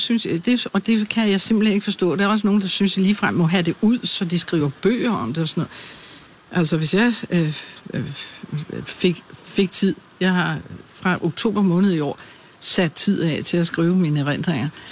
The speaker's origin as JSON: {"language": "Danish", "town": "Birkerød", "region": "Capital Region of Denmark", "country": "Denmark", "tie": "born or raised there", "also_born_or_lived": "Glumsø / Holbæk", "moved": "as an adult", "said": "flyttede min mor og jeg til Birkerød, hvor jeg er vokset op"}